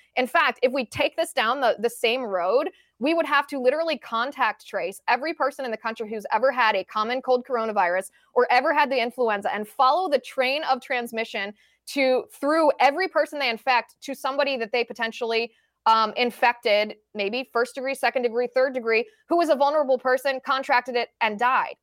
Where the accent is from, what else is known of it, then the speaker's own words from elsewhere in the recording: United States; as an American citizen